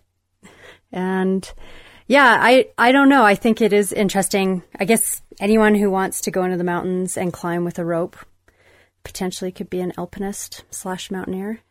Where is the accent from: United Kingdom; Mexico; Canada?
Canada; Calgary, Alberta; mostly growing up, it was, I was based in Calgary